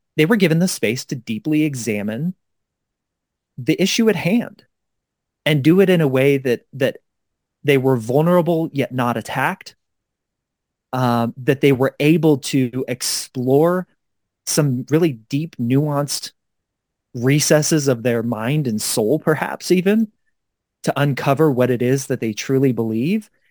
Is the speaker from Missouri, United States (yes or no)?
yes; Kansas City, Missouri, United States; now in Denver, United States; my hometown newspaper, the Kansas City Star